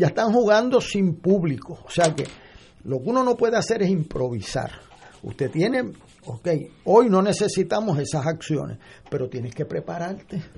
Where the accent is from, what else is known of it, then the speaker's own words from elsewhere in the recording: Puerto Rico; como puertorriqueño